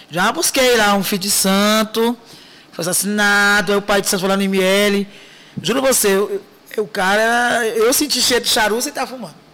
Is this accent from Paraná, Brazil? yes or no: no; Brasília, Federal District, Brazil; also born or lived in Minas Gerais; Sou de Brasília, mas era mineiro